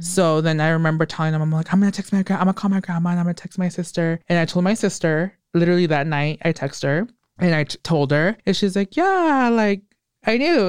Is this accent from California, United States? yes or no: yes; Hollister, California, United States; also born or lived in Watsonville, California; I was born in Watsonville, didn't live there much. I lived here a little bit, like till I was nine or 10, and oh, then okay. moved to Hollister